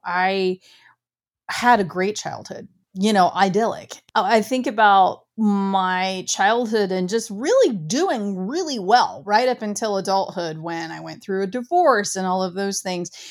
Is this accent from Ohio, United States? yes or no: yes; Ohio, United States; I grew up very small town, very rural. I'm from Ohio